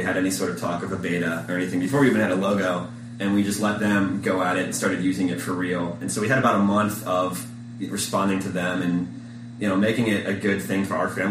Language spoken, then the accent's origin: English; Midwest, United States; now in California, United States; we're both from the Midwest, and we moved out to sunny California